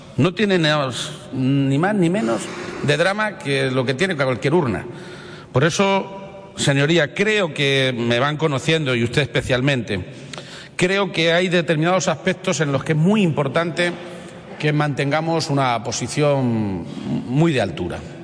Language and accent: Spanish; Spain; como español